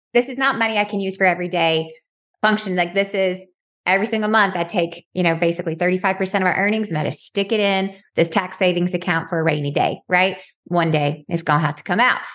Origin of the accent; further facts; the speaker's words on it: Dalton, Georgia, United States; I'm from Dalton, Georgia